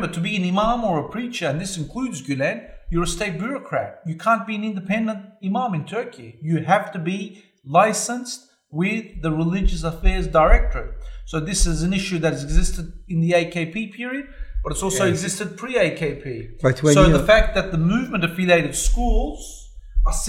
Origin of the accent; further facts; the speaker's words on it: Australia; I'm from Australia